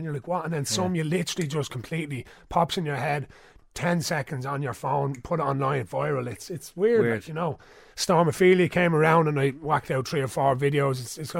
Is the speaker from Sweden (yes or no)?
no; Ashbourne, Leinster, Ireland; because I'm from Ashbourne.